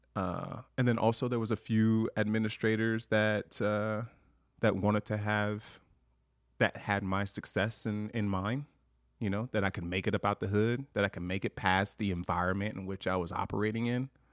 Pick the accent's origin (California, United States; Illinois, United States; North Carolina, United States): California, United States; Long Beach; moved away as an adult; now in Montana, United States; I grew up in Long Beach, California